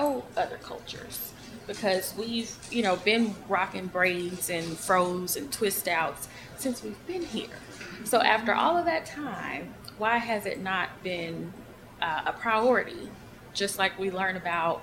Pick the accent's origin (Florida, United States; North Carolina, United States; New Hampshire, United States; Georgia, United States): Georgia, United States; Atlanta; I'm from Atlanta, so I'm used to being in, you know, more of a multicultural kind of place